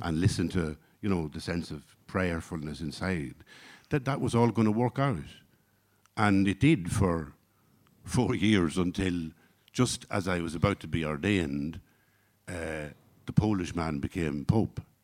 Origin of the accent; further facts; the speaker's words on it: Ireland; I come from Ireland of the sixties and seventies